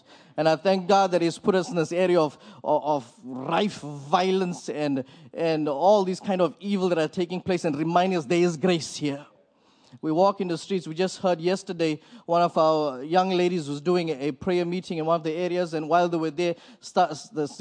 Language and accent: English; Port Elizabeth, Eastern Cape, South Africa; We are from Port Elizabeth, South Africa.